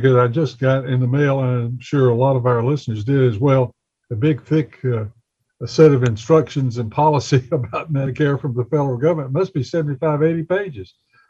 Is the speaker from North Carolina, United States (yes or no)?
yes; Bessemer City, North Carolina, United States; I grew up in Bessemer City, so I'm well aware of that one.